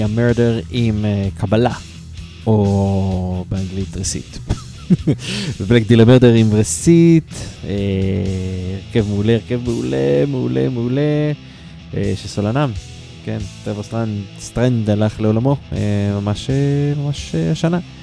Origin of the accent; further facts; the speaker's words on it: Haifa, Haifa District, Israel; אני מחיפה